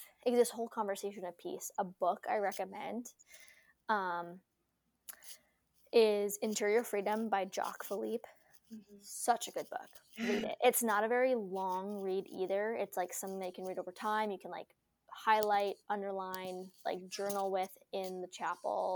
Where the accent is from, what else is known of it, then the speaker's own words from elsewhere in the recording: North Dakota, United States; also born or lived in Idaho; we were born and raised in North Dakota